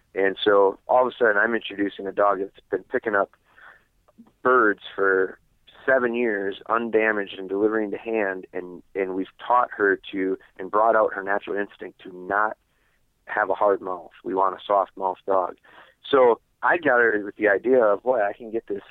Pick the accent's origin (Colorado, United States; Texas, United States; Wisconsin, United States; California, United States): Wisconsin, United States; I'm from Wisconsin